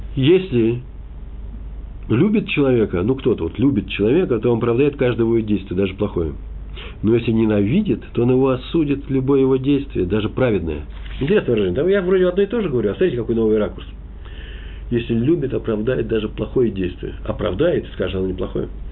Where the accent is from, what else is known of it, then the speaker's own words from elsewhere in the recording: Moscow, Russia; Я москвич